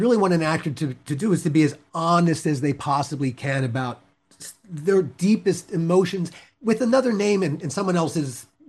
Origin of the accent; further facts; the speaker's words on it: United States; I've been married to a Brit for 35 years, when you get involved with English as an American